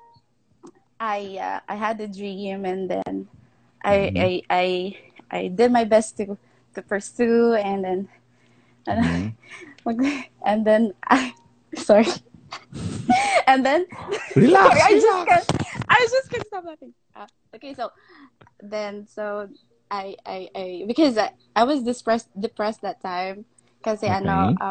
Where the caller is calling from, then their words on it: Cebu City, Central Visayas, Philippines; I'm calling from Cebu